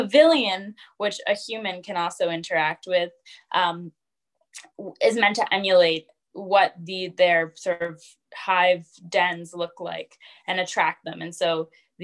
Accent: the Berkshires, Western Massachusetts, United States; I grew up in Western Massachusetts in an area called the Berkshires

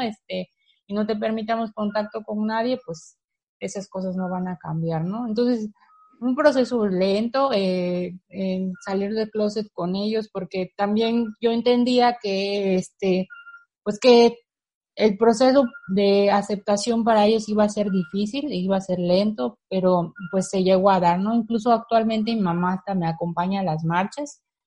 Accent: Campeche, Mexico; soy del, del Campeche, específicamente de la ciudad de Campeche

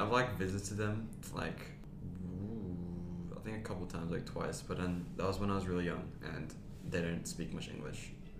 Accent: Brisbane, Queensland, Australia; born or raised there; also born or lived in Perth

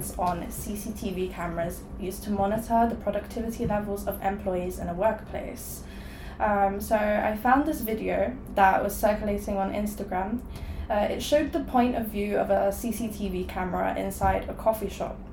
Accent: Poland; now in London, United Kingdom; I'm originally from Poland

